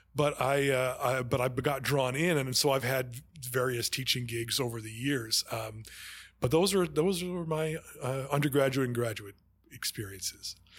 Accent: New York City, New York, United States; I grew up here in, in Manhattan

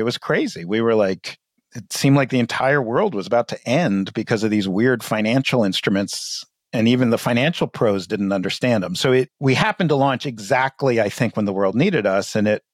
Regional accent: New York City, New York, United States; now in Charlotte, Vermont, United States; we grew up in New York City

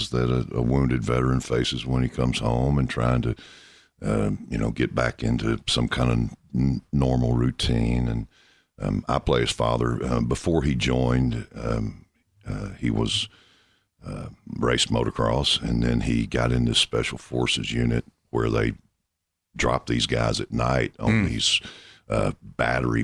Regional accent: Shreveport, Louisiana, United States; Shreveport, Louisiana

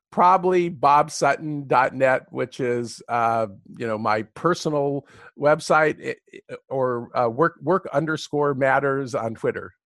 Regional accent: California, United States; also born or lived in Michigan; I'm a Californian

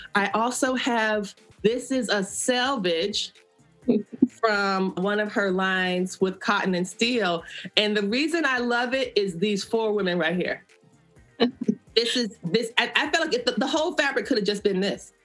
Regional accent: West Palm Beach, Florida, United States; I was like a fourth generation born and raised in that community

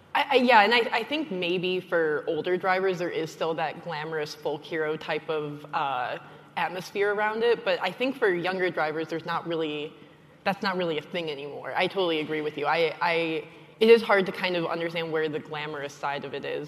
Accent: Michigan, United States; my home state of Michigan

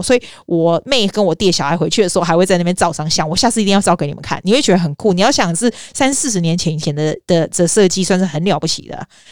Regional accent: Taipei, Taiwan; now in Sydney, Australia; 我们小时候在台北的时候，我们家哦

